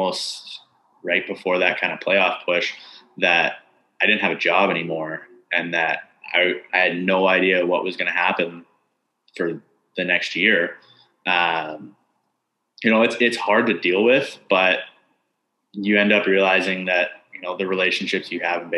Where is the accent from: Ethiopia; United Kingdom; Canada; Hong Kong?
Canada; moved away; being Canadian and dealing with visa issues